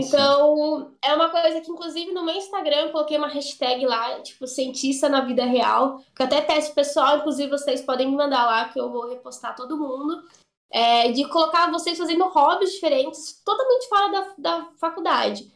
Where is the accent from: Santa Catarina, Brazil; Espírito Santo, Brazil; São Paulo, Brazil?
São Paulo, Brazil; eu sou de São Paulo